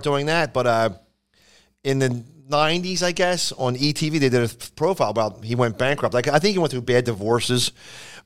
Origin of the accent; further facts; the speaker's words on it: Philadelphia, Pennsylvania, United States; accent: Philadelphia; moved away as an adult; also born or lived in California; I thought I lost my Philadelphia accent